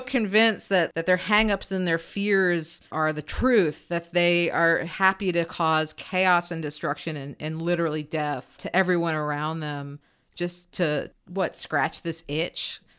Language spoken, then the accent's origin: English; United States; as an American